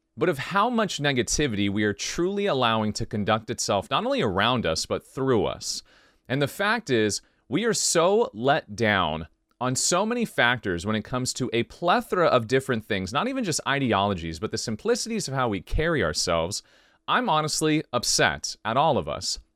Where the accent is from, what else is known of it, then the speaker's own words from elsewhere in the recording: United States; I'm from the United States